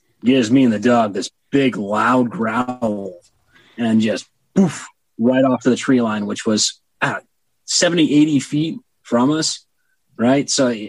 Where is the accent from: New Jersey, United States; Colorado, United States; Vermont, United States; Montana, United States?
Montana, United States; also born or lived in Texas / Massachusetts / Indiana; I was born in Texas and raised in Montana.